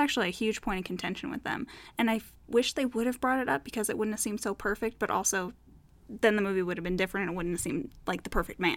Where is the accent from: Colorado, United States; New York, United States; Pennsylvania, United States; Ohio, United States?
Colorado, United States; We're from Colorado